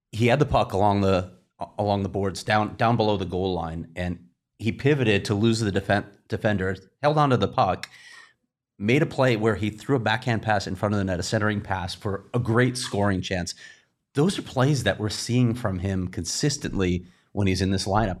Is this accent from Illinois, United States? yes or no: yes; Chicago, Illinois, United States; I'm from Chicago